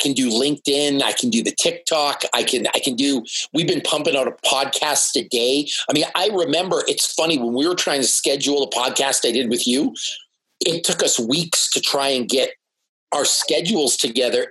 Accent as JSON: {"language": "English", "country": "Canada", "also_born_or_lived": "Toronto", "said": "where I'm from as a Canadian"}